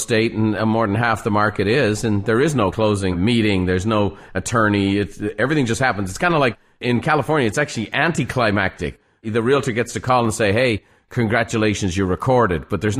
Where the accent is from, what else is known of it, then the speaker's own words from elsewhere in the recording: Ireland; moved away; Growing up in Ireland, you know, I talk to home all the time. I was talking to Ireland this morning. My family's still back there.